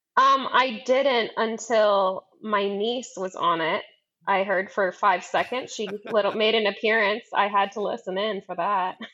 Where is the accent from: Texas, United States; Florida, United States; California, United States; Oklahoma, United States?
California, United States; San Diego; I grew up in San Diego